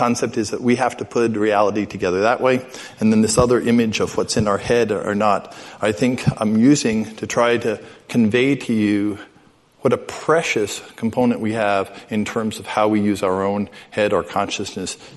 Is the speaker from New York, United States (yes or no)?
yes; New York City, New York, United States; also born or lived in Midwest; the exact age I was when I was growing up in New York City